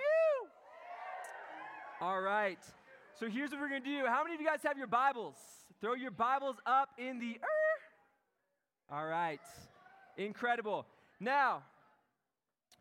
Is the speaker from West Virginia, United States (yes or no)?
no; Encinitas, California, United States; I am from Encinitas